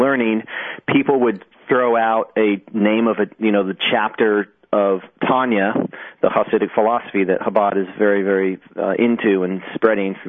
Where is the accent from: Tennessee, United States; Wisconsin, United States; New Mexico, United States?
New Mexico, United States; Albuquerque; moved away as an adult; also born or lived in Hawaii; I grew up in Albuquerque, New Mexico